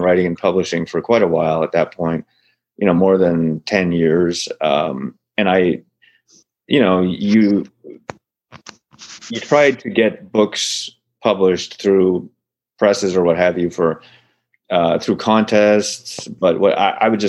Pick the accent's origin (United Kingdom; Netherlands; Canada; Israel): Canada; Ottawa, Ontario; moved away as an adult; also born or lived in Montreal / Toronto / California; now in Sacramento, United States; I grew up in Ontario. The capital city of Ottawa is in Ontario. That's where I grew up.